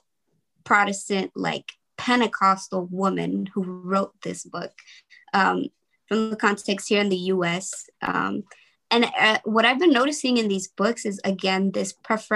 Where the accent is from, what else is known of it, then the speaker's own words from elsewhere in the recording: Los Angeles, California, United States; my communities, like the one that I grew up in South Central